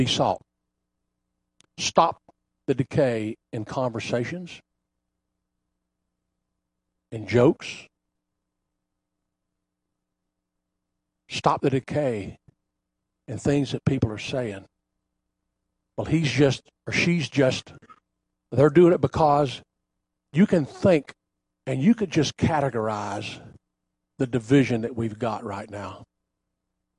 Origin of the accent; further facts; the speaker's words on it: Bunnell, Florida, United States; as a young boy growing up in Bunnell, they had an ice house